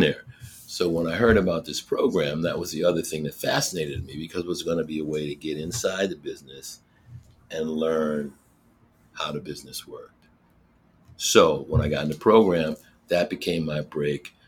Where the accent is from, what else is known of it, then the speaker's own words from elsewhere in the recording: Scranton, Pennsylvania, United States; moved away as an adult; I grew up in Scranton, Pennsylvania